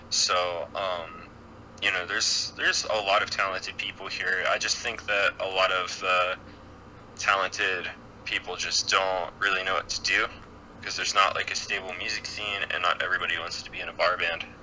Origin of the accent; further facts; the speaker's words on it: Pittsburgh, Pennsylvania, United States; like Pittsburgh was a pretty good music city, and then everything kind of died out like right as I was becoming like old enough to go